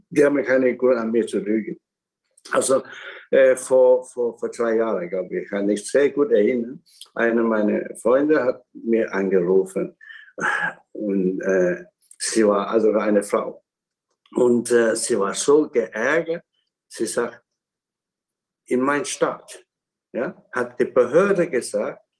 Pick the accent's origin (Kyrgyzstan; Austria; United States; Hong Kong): Hong Kong; born there; German is a second language; Und in Hongkong, wo ich geboren bin, sind auch Chinesen.